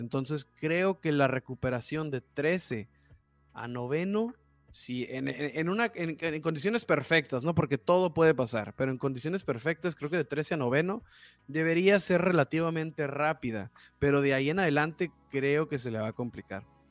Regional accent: Tijuana, Baja California, Mexico; como somos de Tijuana

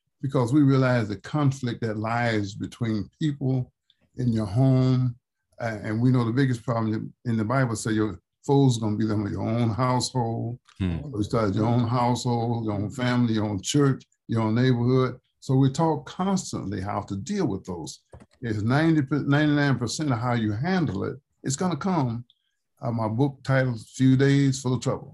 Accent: Slaughter, Mississippi, United States; When I was a child down in Slaughter, Mississippi

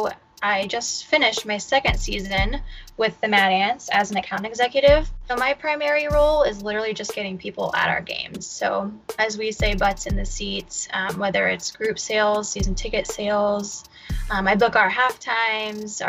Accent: Fort Wayne, Indiana, United States; also born or lived in North Dakota; I moved back to Fort Wayne, which is my hometown

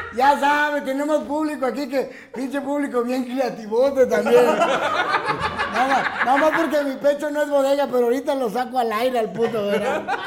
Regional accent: Casas Grandes, Chihuahua, Mexico; moved away; mi Casas Grande es hermoso.

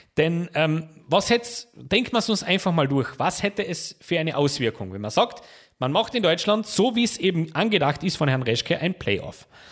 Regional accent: Austria; Bei uns in Österreich

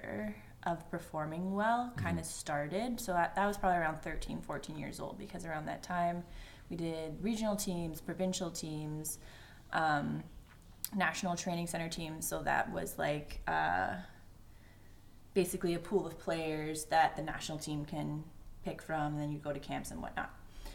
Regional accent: Ontario, Canada; I was born and raised in Ontario, Canada.

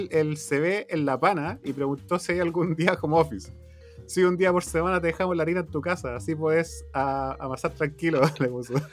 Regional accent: Chile; soy chileno.

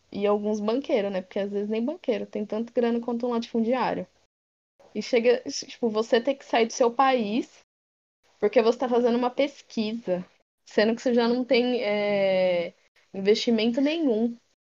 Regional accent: Brazil; sendo brasileiro

